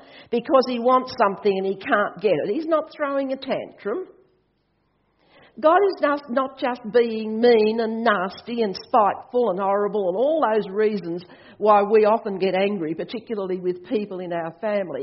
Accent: Australia; I'm Australian

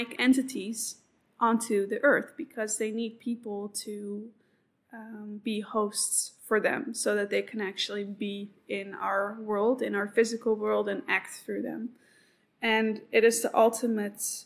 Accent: Amsterdam, North Holland, Netherlands; I come from Amsterdam

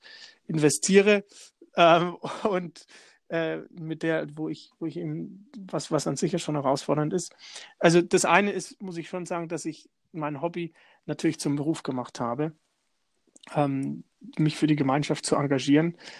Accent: Lichtenberg, Bavaria, Germany; da war ich schon CS CSU-Vorsitzender in meiner Heimatstadt in Lichtenberg.

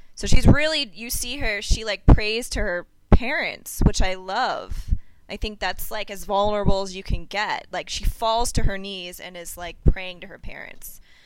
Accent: New York, United States; being a New Yorker

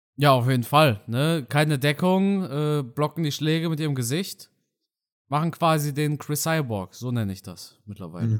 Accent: hometown near Karlsruhe, Baden-Württemberg, Germany; now in North Rhine-Westphalia, Germany; ich wohne ja mittlerweile in NRW. Aber ein kleines Dorf aus meiner Heimatstadt neben Karlsruhe

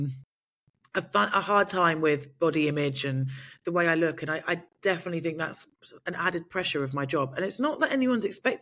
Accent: United Kingdom; I'm British

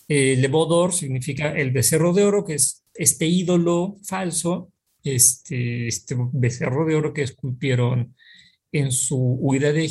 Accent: Pachuca, Hidalgo, Mexico; also born or lived in Mexico City / Baja California Sur; yo nací en la Ciudad de México, después del temblor del 85 vinimos a Pachuca Hidalgo, un par de años después tuvimos la oportunidad de eh, ir, a eh, vivir algunos años en Baja California

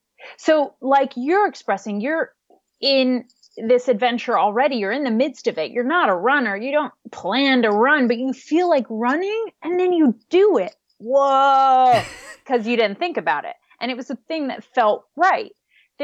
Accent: the Midwest of the U.S., United States; I grew up in the Midwest of the U.S., so a part of the country that's pretty flat

